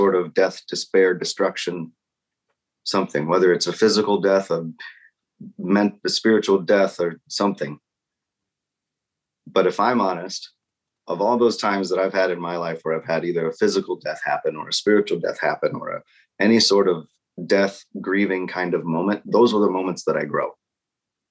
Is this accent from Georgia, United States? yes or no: no; Nebraska, United States; I grew up in Nebraska